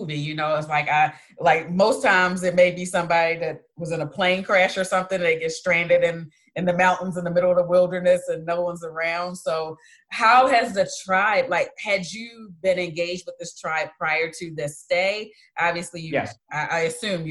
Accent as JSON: {"language": "English", "town": "Baltimore", "region": "Maryland", "country": "United States", "tie": "born or raised there", "moved": "yes", "lives_now": "Georgia, United States", "said": "I am from Baltimore, Maryland, born and raised, living in Georgia now"}